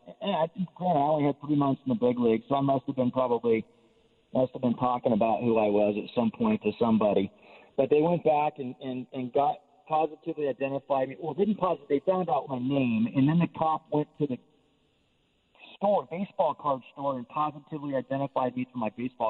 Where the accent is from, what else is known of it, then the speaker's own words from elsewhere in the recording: Nevada, United States; Like I said, I grew up in Northern Nevada, so they would read the Sacramento Bee, the Reno Gazette Journal